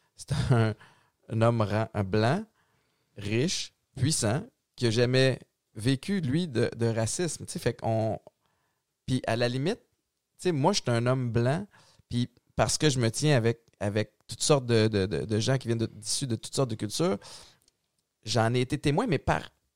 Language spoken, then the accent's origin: French; Montreal, Quebec, Canada; j'ai grandi à Antique, Montréal-Nord